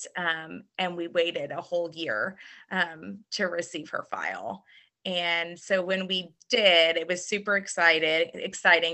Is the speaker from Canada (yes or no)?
no; Louisville, Kentucky, United States; also born or lived in Birmingham; I was born and raised right here in Middletown.